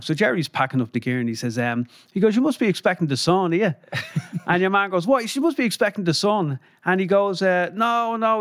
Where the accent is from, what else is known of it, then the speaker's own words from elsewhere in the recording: Dublin, Leinster, Ireland; moved to Finglas, I think, when I was two. My mum and dad had a flat in the North Circular Road, and we moved to Finglas when I was two, Ballygall pride, And then when I was 12, then we moved down to Griffith Close